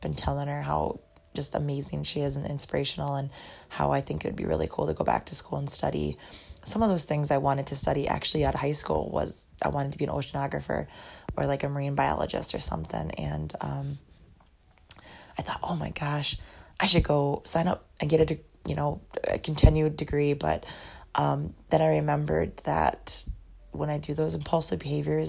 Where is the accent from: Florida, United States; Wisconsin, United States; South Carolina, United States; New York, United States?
Wisconsin, United States; Eau Claire; now in Black River Falls, United States; where I grew up in Eau Claire area